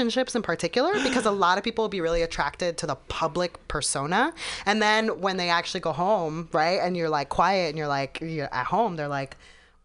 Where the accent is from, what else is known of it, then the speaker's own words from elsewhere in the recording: Los Angeles, California, United States; I was born also in Los Angeles, in the one that's on Hollywood Avenue, but in like East